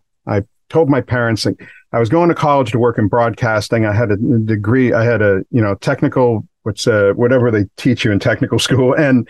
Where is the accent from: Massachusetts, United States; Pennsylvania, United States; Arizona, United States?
Massachusetts, United States; Milford; now in Miami, United States; Originally, I'm from Milford, Massachusetts. I've lived in Miami here for 25 plus years.